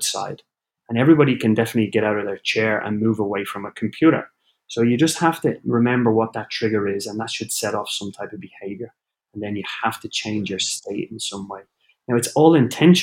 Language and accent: English; Ireland; also born or lived in Copenhagen, Denmark; now in Orlando, United States; being Irish